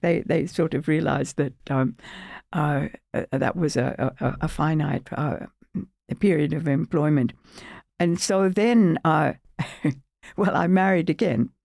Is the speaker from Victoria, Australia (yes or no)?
yes; Melbourne, Victoria, Australia; moved away as an adult; also born or lived in United Kingdom / United States; I'm a professor at, at, at, at Australian Catholic University in Melbourne, my hometown